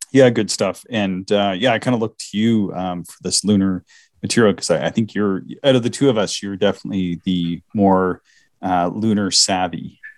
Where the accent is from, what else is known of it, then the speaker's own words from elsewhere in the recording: the Maritimes, Canada; accent: maritime; my maritime accent